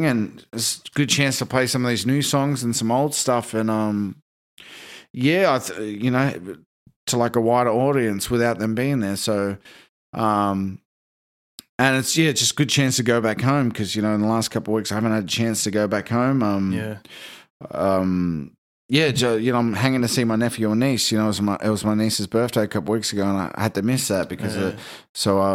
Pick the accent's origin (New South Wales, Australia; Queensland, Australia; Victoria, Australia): Victoria, Australia; Shepparton; moved away; my hometown, Shepparton